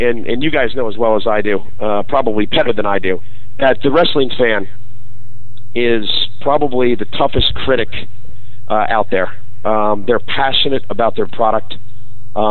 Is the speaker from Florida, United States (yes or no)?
no; New York, United States; I grew up in New York